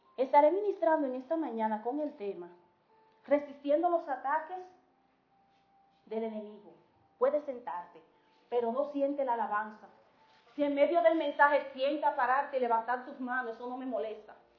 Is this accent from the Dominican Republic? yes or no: yes; Dominican Republic; somos dominicanos de pura cepa